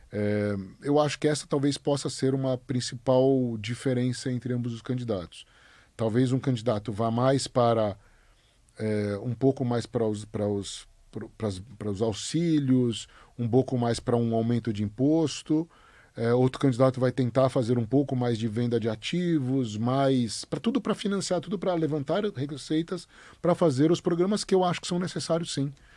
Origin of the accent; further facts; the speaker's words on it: Brazil; Óbvio que a gente é brasileiro, óbvio que a gente tem mais conhecimento aqui